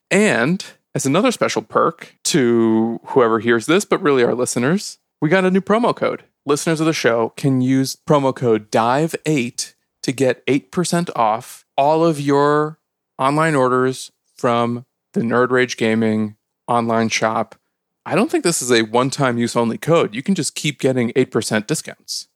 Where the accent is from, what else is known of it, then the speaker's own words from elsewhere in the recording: Chicago, Illinois, United States; I'm from Chicago